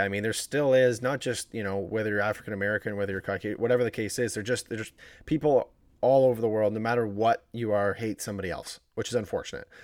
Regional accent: Woodstock, Ontario, Canada; my hometown, which is the beautiful town of Woodstock, Ontario

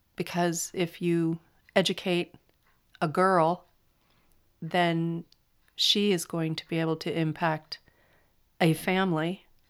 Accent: California, United States; accent: flat; I'm from California and we have flat accents

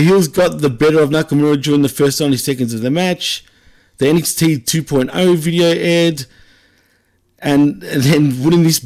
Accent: Australia; accent: wog (Greek-Australian ethnic); here in Australia, we get called wogs

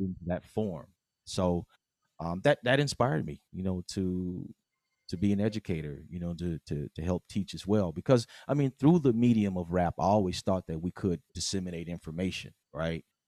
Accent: West Coast, United States; we're from the West Coast

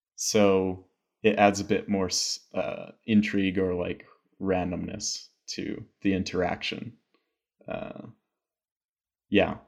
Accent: United States; also born or lived in Albuquerque, New Mexico; I'm American

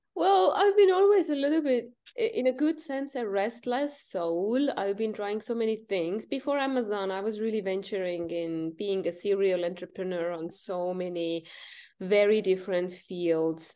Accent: Estonia; I'm from North Europe, Estonia

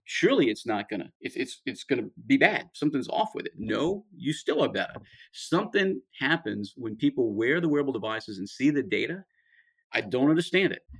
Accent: about 50 miles southwest of New Orleans, Louisiana, United States; I'm from I'm about 50 miles southwest of New Orleans, where I'm from

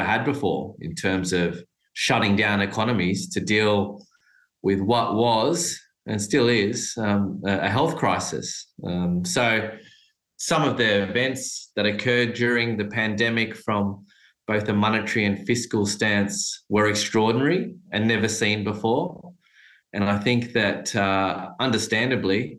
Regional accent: Australia; as an Australian investing in Australia

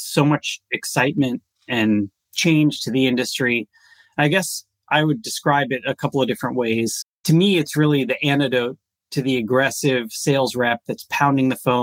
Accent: United States; also born or lived in Israel; I grew up here in the U.S.

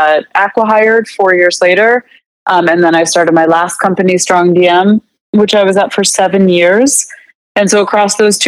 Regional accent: United States; also born or lived in Canada; I was going to school in Canada, and I couldn't get a job as an American

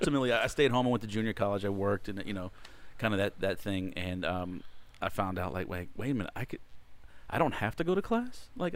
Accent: Sugar Land, Texas, United States; also born or lived in Houston; I was born and raised in Sugar Land. Born and raised here, okay. Yeah, down here.

